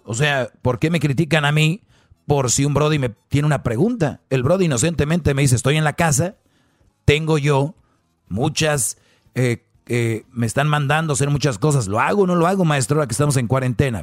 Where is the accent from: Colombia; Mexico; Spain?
Mexico; soy de México